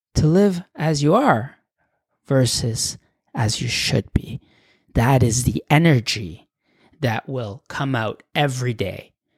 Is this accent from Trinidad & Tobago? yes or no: no; Canada; also born or lived in Mexico / Europe; I was born in Mexico, you know, but I had grown up in Canada since I was a little kid